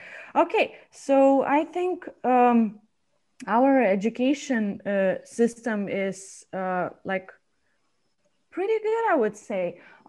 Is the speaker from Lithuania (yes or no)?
yes; Lithuania; English is a second language; also born or lived in San Diego; I'm not from here. I'm from Lithuania.